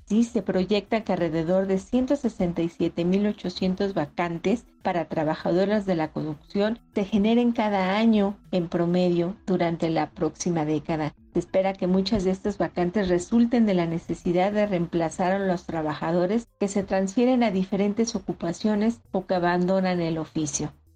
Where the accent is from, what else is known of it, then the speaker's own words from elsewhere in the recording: Mexico; Los salarios en México reflejan que en nuestro país caben muchas realidades